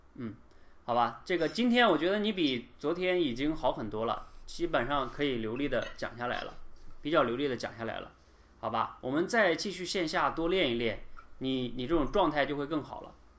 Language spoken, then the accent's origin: Chinese; China; 我们中国人